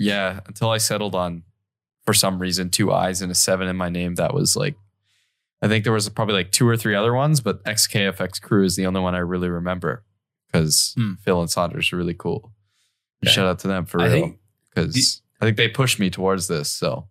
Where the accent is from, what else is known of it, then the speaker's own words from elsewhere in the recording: Canada; I'm Canadian. We don't have social